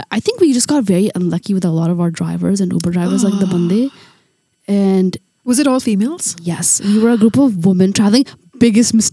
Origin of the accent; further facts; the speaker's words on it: India; I'm born and raised in India.